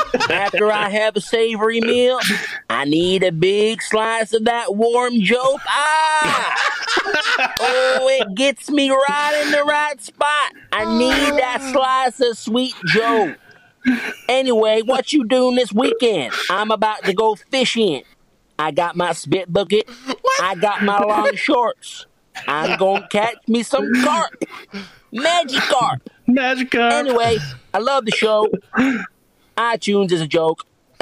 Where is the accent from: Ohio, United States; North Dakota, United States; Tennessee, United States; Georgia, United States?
Tennessee, United States; Nashville; And I'm from Nashville.